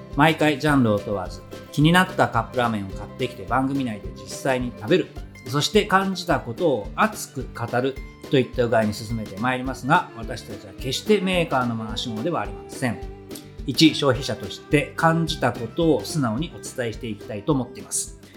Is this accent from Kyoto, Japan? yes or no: no; Gifu, Japan; 私、岐阜県人じゃないですか